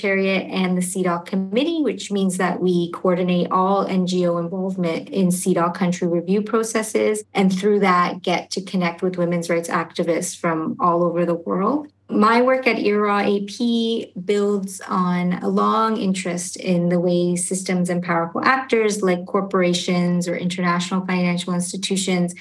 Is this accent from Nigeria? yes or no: no; Canada; also born or lived in Argentina; my family itself immigrated to Canada when I was quite young